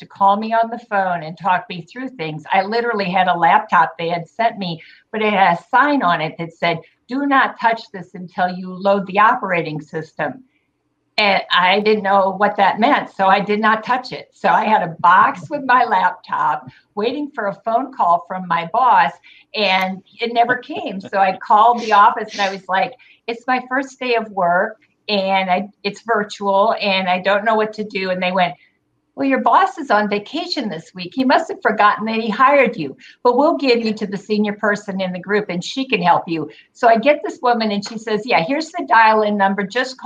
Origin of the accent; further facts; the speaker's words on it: Michigan, United States; moved away; also born or lived in Indiana / Wisconsin / Atlanta / Florida; grew up most of the time in Michigan